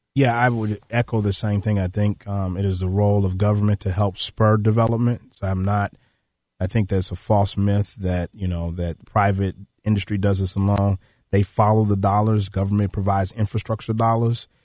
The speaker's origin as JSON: {"language": "English", "town": "Chicago", "region": "Illinois", "country": "United States", "said": "I'm from South Shore. My grandfather lived right there on eightieth and South Shore"}